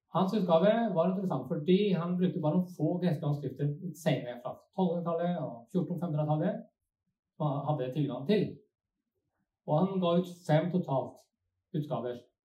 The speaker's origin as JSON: {"language": "Norwegian", "country": "Sweden", "tie": "born or raised there", "accent": "Svorsk", "second_language": "Norwegian", "moved": "yes", "lives_now": "Norway", "said": "Jeg vokste opp i Sverige, så kanskje det blir litt sånn svorsk"}